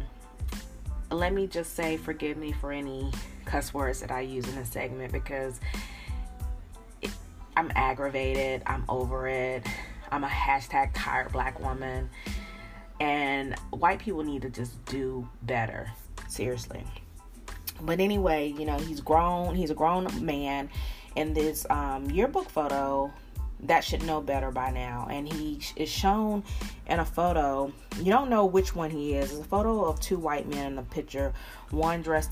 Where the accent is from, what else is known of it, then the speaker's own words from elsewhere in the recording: Charlotte, North Carolina, United States; now in Atlanta, United States; I live in Coke country, but I'm from Charlotte, North Carolina